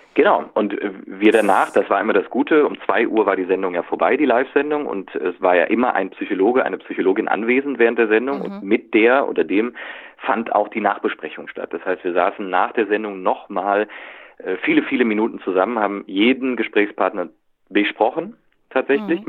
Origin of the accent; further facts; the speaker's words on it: Cologne, North Rhine-Westphalia, Germany; also born or lived in Berlin; für uns als Kölner